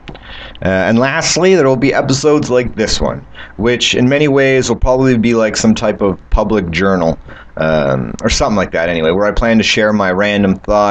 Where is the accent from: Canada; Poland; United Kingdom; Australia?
Canada; I'm from Canada